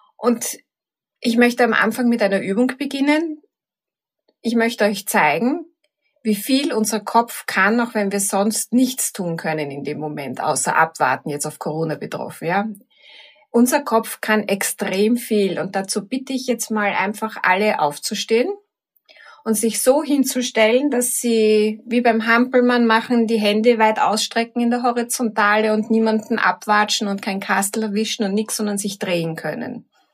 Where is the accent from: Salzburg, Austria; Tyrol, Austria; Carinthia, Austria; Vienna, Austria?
Vienna, Austria; In Wien, im dritten Bezirk, alles im gleichen Kretzel